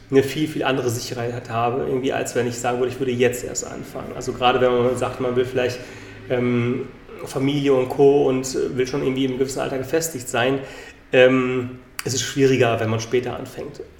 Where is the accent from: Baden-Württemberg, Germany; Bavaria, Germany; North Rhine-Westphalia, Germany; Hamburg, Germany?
North Rhine-Westphalia, Germany; Bonn; born there; now in Berlin, Germany; bin aus Berlin, nicht gebürtig, bin eigentlich gebürtig aus Bonn